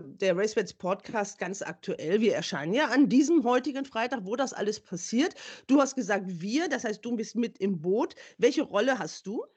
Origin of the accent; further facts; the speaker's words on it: Düsseldorf, North Rhine-Westphalia, Germany; also born or lived in Lower Saxony; ich bin ja geboren in Niedersächsin, aber trotzdem habe ich hier so ein bisschen in Gerresheim, also in meinem Heimatstadtteil in Düsseldorf